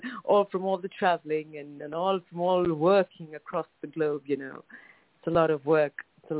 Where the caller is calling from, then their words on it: New Delhi, Delhi, India; Right now, I'm in the capital of India, which is New Delhi, India. And this is where my family house is. This is where I'm based.